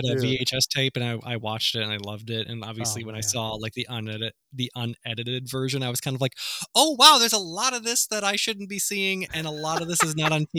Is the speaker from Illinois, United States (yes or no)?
yes; Illinois, United States; I grew up in Illinois